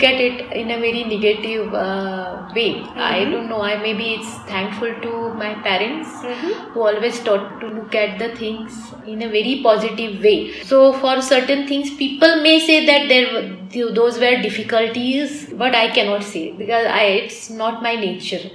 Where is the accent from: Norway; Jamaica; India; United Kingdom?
India; Mumbai, Maharashtra; moved away as an adult; also born or lived in Moscow, Russia / Jakarta, Indonesia / New York, United States; now in Frankfurt, Germany; I grew up completely in Mumbai